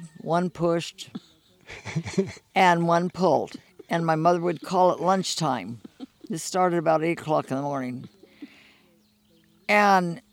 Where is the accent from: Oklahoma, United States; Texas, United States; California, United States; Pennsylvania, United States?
California, United States; Bakersfield; I was born and raised right here in Bakersfield